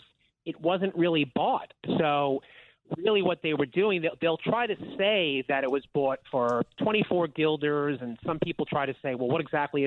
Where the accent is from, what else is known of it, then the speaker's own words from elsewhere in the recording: Long Island, New York, United States; I was born and raised on Long Island.